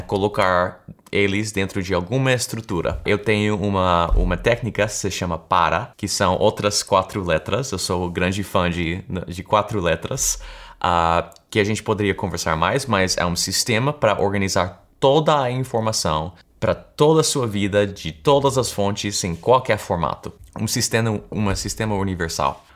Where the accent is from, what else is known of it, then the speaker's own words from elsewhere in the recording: United States; accent: American; Portuguese is a second language; percebo aquele sotaque americano que eu tenho, porque eu nasci aqui, na verdade. Uh, então, eu sou americano